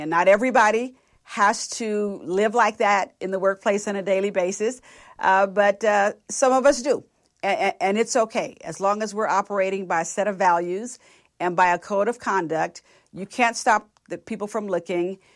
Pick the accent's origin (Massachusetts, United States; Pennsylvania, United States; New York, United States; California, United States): California, United States; Richmond; now in Dallas, United States; I grew up in Richmond, so across the Bay of San Francisco